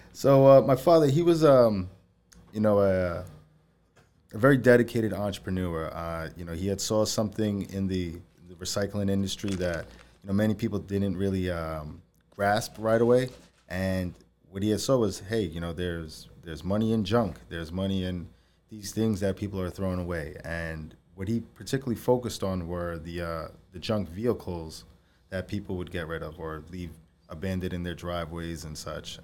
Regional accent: Valley Stream, New York, United States; moved away as an adult; I grew up in Valley Stream, uh, you know, since I was three

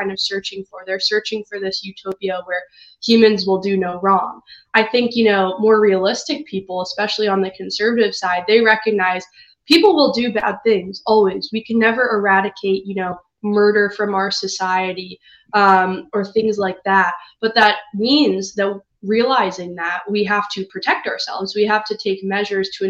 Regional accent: Chicago, Illinois, United States; I'm from Chicago myself

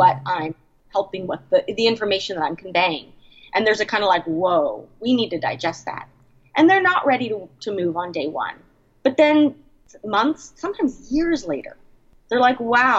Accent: San Francisco, California, United States; moved away as an adult; also born or lived in Portland, Oregon; I was born and raised in San Francisco, have lived there for many, many years

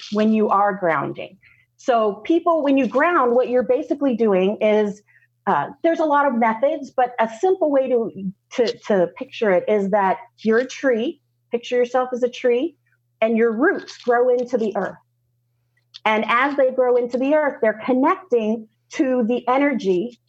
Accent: Southern, United States; accent: Southern; My Southern accent goes away a little bit

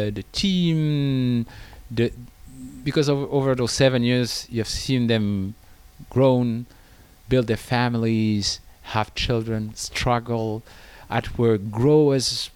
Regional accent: France; moved away as an adult; now in China; in France, my home country

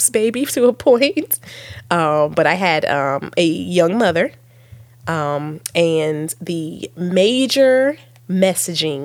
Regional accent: Virginia, United States; accent: little country accents; I'm from Virginia, and we sort of, you know, we can be little country accents

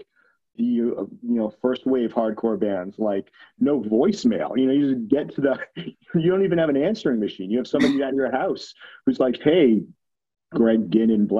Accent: New York, United States; growing up in New York

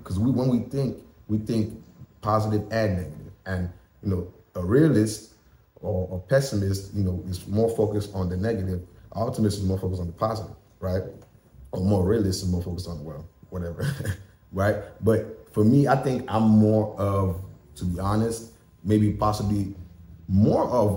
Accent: Nigeria; moved away as an adult; also born or lived in Tennessee, United States / West Virginia, United States; now in United States; I am Nigerian

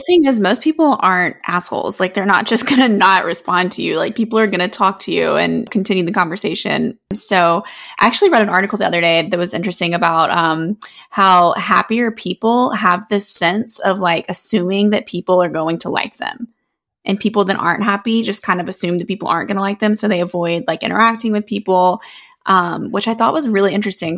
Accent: the South, United States; growing up in the South

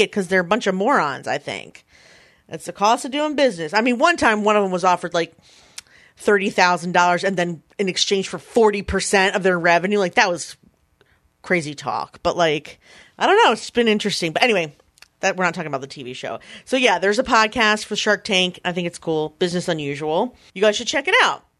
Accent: Philadelphia, Pennsylvania, United States; in Philadelphia, my hometown

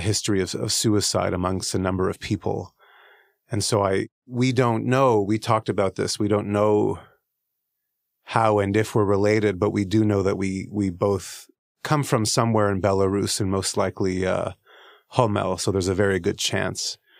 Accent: Canada; I'm Canadian

